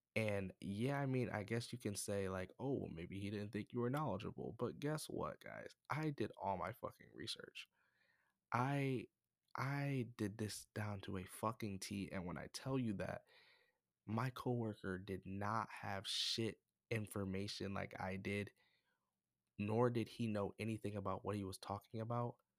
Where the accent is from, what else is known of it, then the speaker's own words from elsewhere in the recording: United States; I'm from America, by the way, I'm not from Africa